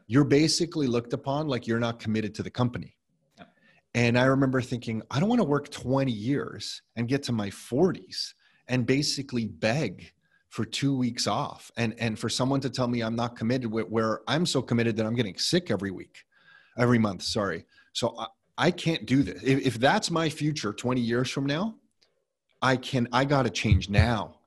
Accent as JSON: {"language": "English", "town": "Mississauga", "region": "Ontario", "country": "Canada", "tie": "born or raised there", "said": "Nick and I were born, and we grew up in Mississauga"}